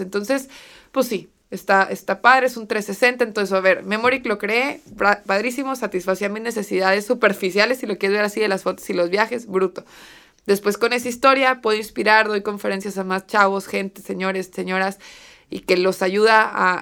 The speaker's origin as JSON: {"language": "Spanish", "town": "Torreón", "region": "Coahuila", "country": "Mexico", "said": "en ciudades como Torreón, que es de donde yo soy"}